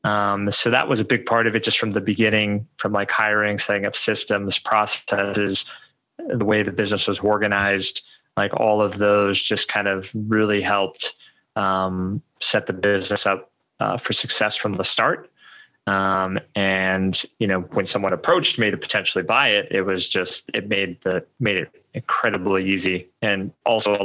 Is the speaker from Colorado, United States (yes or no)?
yes; Colorado, United States; moved away as an adult; also born or lived in Medellín; I grew up in Colorado